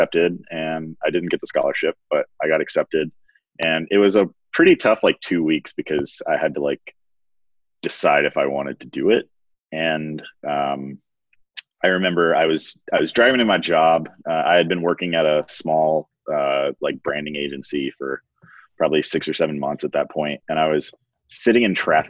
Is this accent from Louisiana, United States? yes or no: yes; Baton Rouge, Louisiana, United States; moved away as an adult; I grew up in Baton Rouge